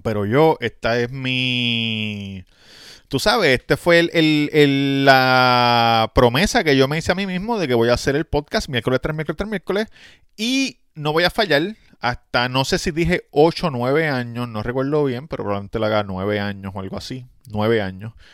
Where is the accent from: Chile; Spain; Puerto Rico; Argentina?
Puerto Rico; Nosotros los puertorriqueños somos parte de Estados Unidos